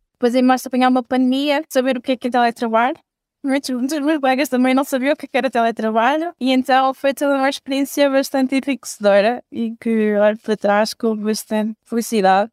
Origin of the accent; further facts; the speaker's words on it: Belmonte, Centro, Portugal; sou de Belmonte, perto da Covilhã